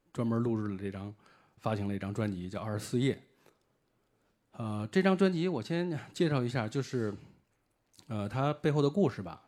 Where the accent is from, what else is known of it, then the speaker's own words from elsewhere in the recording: China; 我是，呃，来自中国的一位那个乐迷